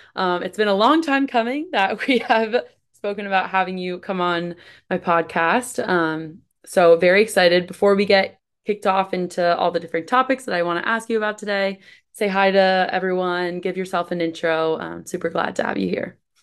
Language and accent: English; East Coast, United States; moved away as an adult; now in Midwest, United States; I'm from East Coast, moved to the Midwest